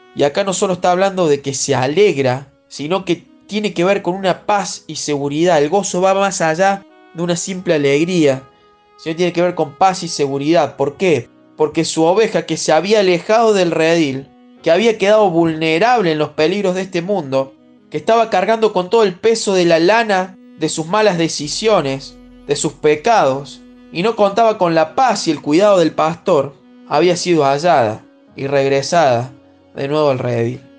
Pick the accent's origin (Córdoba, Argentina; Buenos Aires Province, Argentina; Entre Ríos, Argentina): Entre Ríos, Argentina; Paraná; soy de Paraná Entre Ríos